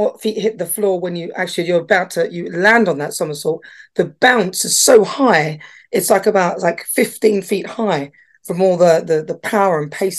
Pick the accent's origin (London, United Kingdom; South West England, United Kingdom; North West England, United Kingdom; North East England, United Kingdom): North East England, United Kingdom; Newcastle upon Tyne; I was born in this country in Britain. And, you know, I was born in Newcastle. It's in the northeast of England